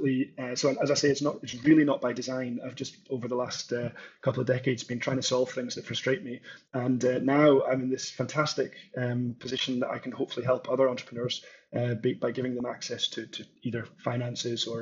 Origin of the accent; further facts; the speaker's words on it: northeast of Scotland, United Kingdom; I'm from Scotland originally, grew up with farming and agriculture in the northeast of Scotland